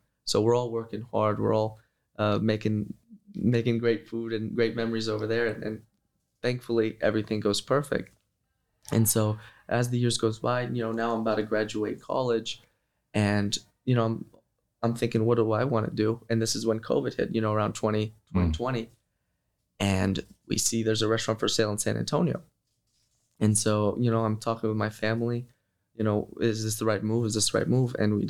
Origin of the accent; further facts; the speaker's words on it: Kosovo; born there; Yes, I was born in Kosovo.